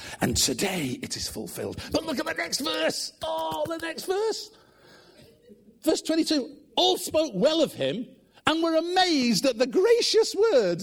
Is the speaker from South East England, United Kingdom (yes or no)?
no; Manchester, North West England, United Kingdom; assistant pastor in the church I grew up in Manchester